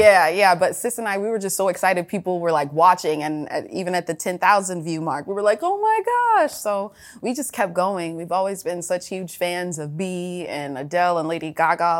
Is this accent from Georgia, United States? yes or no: yes; Atlanta, Georgia, United States; For sis and I, when we were growing up in Atlanta